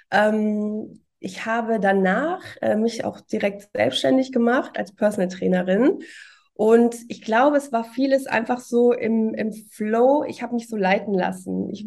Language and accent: German; Cologne, North Rhine-Westphalia, Germany; Und ähm, ja, ich bin auch Kölnerin, so wie du.